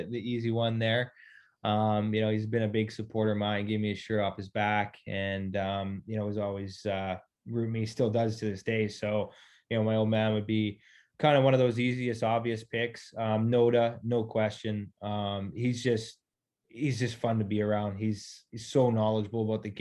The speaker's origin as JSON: {"language": "English", "region": "Northern Ontario", "country": "Canada", "said": "being Native American, coming from Northern Ontario"}